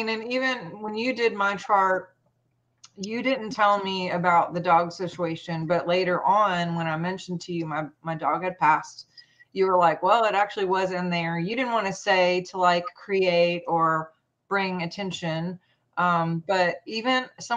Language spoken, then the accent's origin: English; Montana, United States; now in Louisiana, United States; I'm actually from Montana